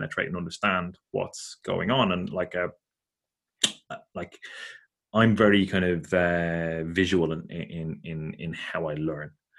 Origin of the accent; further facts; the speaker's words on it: Ireland; growing up in Catholic Ireland